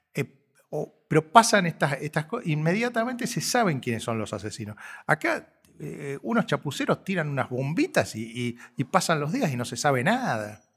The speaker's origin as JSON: {"language": "Spanish", "country": "Argentina", "said": "Somos posmodernos los argentinos"}